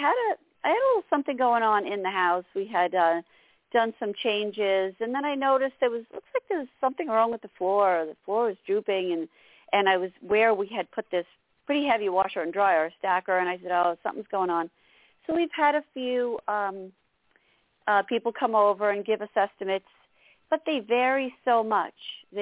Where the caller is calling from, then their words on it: New York, United States; Hi. And I'm calling from New York.